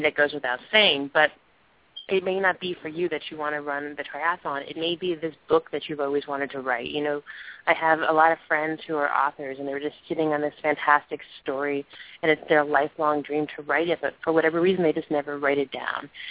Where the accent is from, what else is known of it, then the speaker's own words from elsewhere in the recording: New York, United States; raised in New York, so right from my hometown.